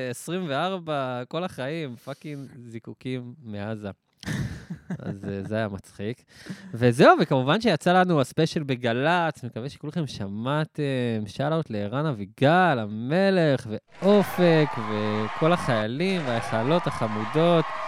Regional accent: Or HaNer, Southern District, Israel; moved away as an adult; also born or lived in Tiberias; now in Tel Aviv, Israel; אני גם מהדרום

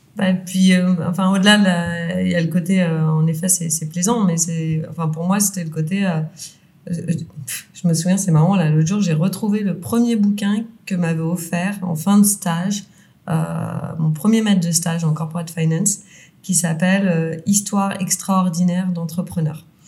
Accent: Lyon, Auvergne-Rhône-Alpes, France; on est lyonnais

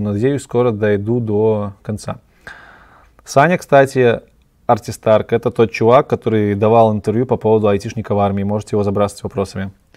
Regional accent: Belarus; я белорус, и я обычно говорю Беларусь

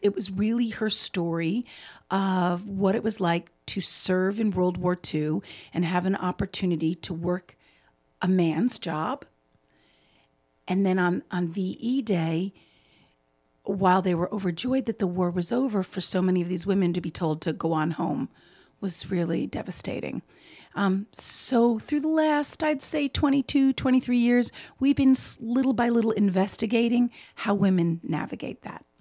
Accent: New York, United States; moved away as an adult; also born or lived in Brooklyn; now in Chicago, United States; I grew up in New York

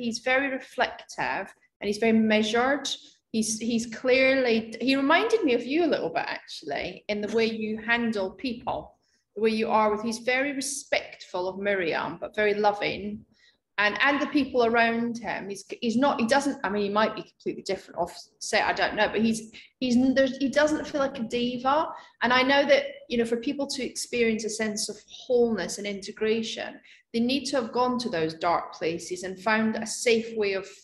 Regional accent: Scotland, United Kingdom; moved away; also born or lived in Edinburgh; my hometown where I grew up

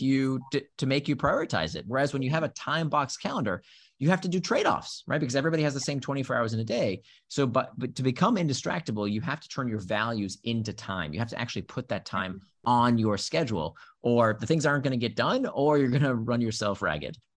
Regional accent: Central Florida, United States; first language Hebrew; also born or lived in Israel; I grew up in Central Florida.

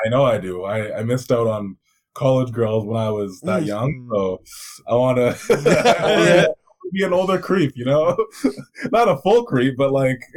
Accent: Vancouver, British Columbia, Canada; I'm from Vancouver. I'm from uh, British Columbia, which is the province

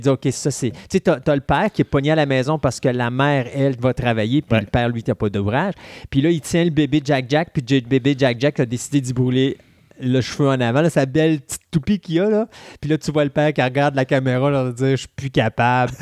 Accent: Quebec, Canada; on est de Québécois

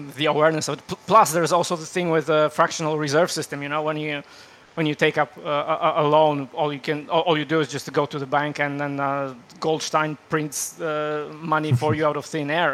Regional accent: Poland; now in Australia; originally, I'm from Poland. I live in Australia now.

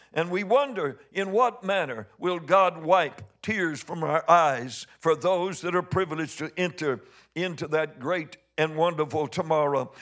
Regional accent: Missouri, United States; I'm from Missouri. I'm hard-headed.

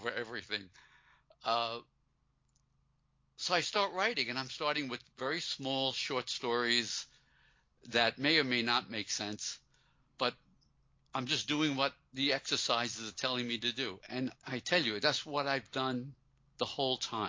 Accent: New York City, New York, United States; I grew up in Brooklyn, a working-class kid

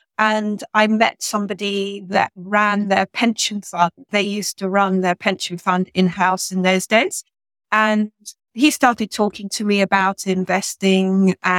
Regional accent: rural Hampshire, just outside Winchester, South East England, United Kingdom; I grew up in a small village in rural Hampshire, just outside Winchester. So it's a really beautiful area to grow up.

